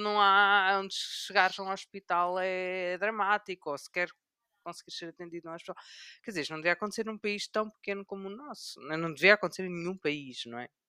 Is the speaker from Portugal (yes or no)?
yes; Coimbra, Centro, Portugal; Eu sou de Coimbra e foi uma cidade que durante muitos anos não teve shoppings.